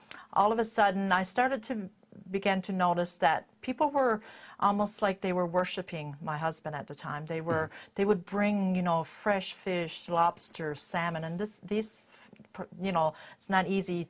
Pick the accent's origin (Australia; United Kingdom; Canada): Canada; Stoneville, Newfoundland and Labrador; I was born and raised in Newfoundland in a little town called Stoneville